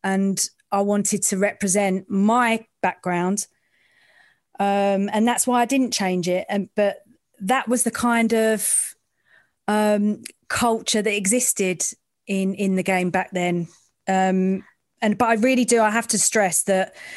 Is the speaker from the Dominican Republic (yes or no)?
no; London, United Kingdom; I'm from the East End